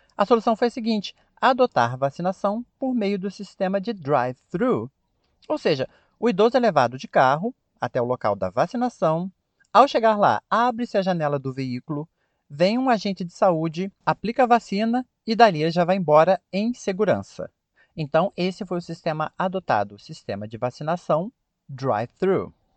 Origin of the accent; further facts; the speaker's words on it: Brazil; a maneira que nós brasileiros falamos